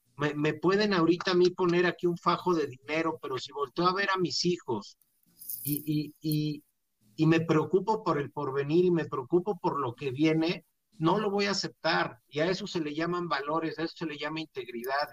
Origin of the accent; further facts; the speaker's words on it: Mexico; como mexicanos